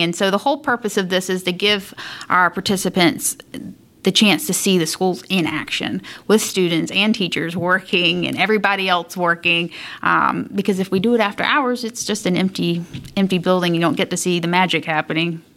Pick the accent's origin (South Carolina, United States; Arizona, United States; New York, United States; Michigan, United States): South Carolina, United States; moved away as an adult; now in Indianapolis, United States; And so I'm originally from South Carolina